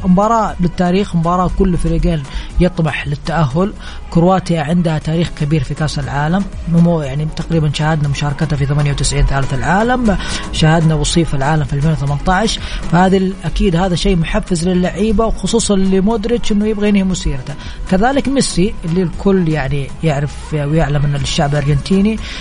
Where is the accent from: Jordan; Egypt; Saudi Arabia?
Saudi Arabia; عندنا في السعوديه